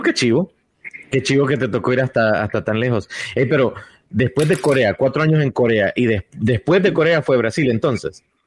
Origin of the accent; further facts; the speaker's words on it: El Salvador; La primera vez que salí de El Salvador fue como a los 13 años